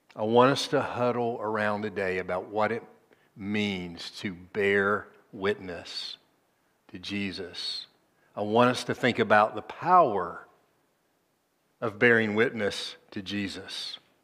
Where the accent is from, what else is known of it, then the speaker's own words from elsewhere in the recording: Tennessee, United States; Nashville, c, capital of my home state